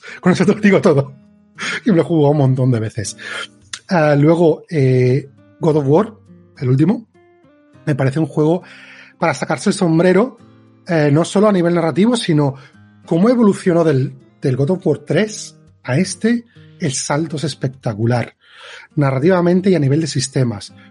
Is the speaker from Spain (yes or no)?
yes; Barcelona, Catalonia, Spain; moved away; also born or lived in Madrid; aparte de Barcelona, que soy de Barcelona, pero adoro Madrid.